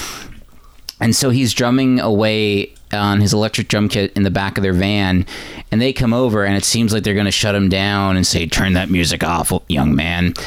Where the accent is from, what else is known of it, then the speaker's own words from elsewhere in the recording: Newfoundland and Labrador, Canada; growing up in Newfoundland